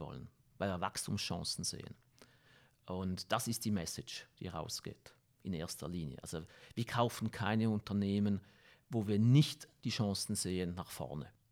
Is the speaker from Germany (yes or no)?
no; Switzerland; als Schweizer